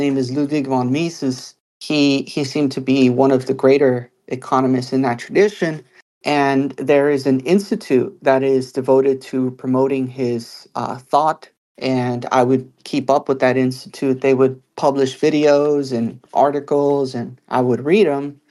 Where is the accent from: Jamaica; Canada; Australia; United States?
United States; as an American, also experiencing life as an American